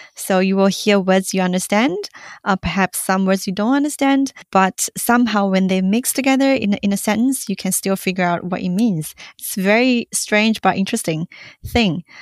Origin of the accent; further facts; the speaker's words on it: Singapore; in Singapore, we um, we do have our local variety of it um, as English